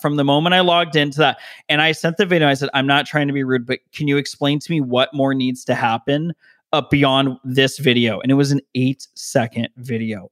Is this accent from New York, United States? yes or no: no; Las Vegas, Nevada, United States; also born or lived in Denver, Colorado; now in Southern California, United States; I was originally from Vegas, and then my whole family moved to Denver